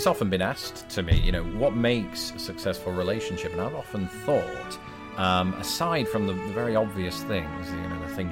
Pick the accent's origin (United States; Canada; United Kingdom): United Kingdom; I'm British